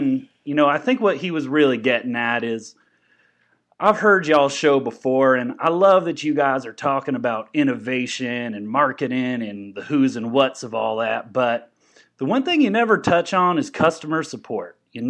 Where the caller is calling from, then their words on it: Lubbock, Texas, United States; Yes, I'm calling you from Lubbock, Texas. I'm out here. I'm calling from a payphone.